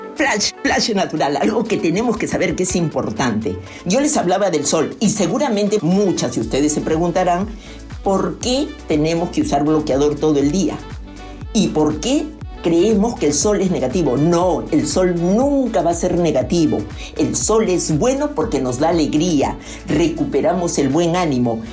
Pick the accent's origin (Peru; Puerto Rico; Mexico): Peru; soy peruana